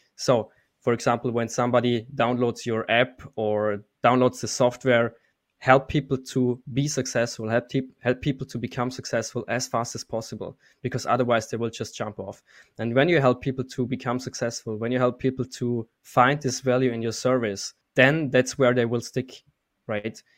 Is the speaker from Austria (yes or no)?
yes; Austria; moved away as an adult; also born or lived in Munich, Germany; I'm actually from Austria, and four years ago, I moved to Munich, Germany